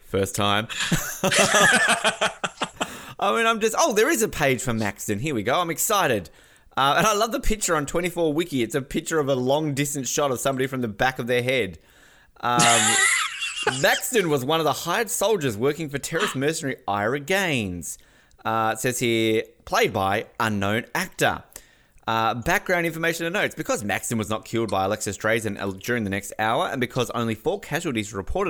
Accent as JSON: {"language": "English", "town": "Snug", "region": "Tasmania", "country": "Australia", "said": "Yeah, I'm totally from Snug. You know, you think northern suburbs were tough. You should go to go to Snug."}